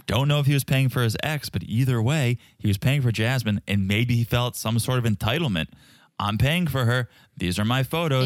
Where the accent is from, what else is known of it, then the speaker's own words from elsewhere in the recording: Connecticut, United States; I was from Connecticut